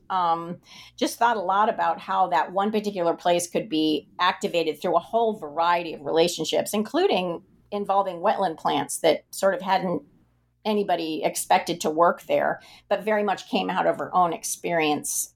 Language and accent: English; the West, United States; I grew up in the West